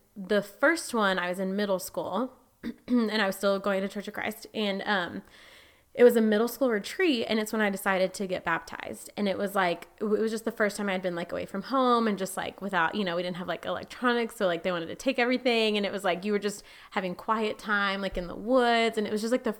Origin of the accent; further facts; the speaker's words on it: near Burleson, Texas, United States; it wasn't in my hometown. It was the town outside